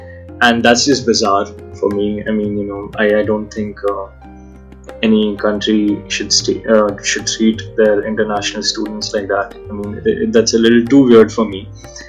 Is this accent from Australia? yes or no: no; India; first language Hindi; English is a second language; my first language isn't English. My first language is Hindi, and that's how we talk in our homes as well.